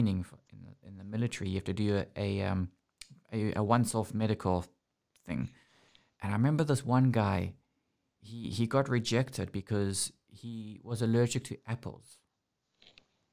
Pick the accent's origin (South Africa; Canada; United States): South Africa; moved away; also born or lived in United Kingdom; growing up in South Africa